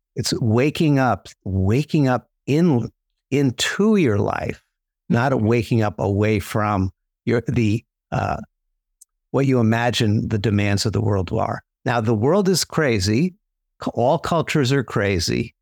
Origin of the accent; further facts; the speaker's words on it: New York City, New York, United States; I grew up in New York City